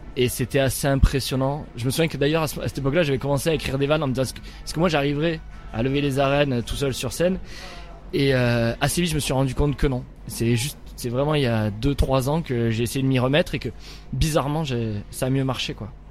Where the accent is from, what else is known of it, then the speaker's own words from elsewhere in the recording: Nîmes, Occitania, France; je suis de Nîmes, j'ai grandi à Nîmes, je suis euh, du Gard